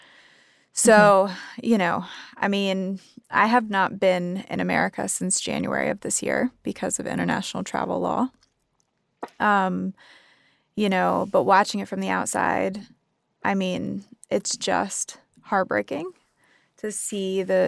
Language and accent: English; United States; moved away as an adult; now in Sydney, Australia; I'm American, but I live in, you know, Australia right now.